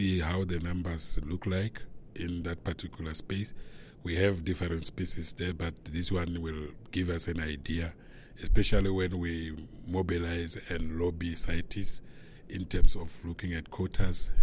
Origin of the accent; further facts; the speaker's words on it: Limpopo, South Africa; I'm from South Africa in a province called Limpopo, in the community called Balepi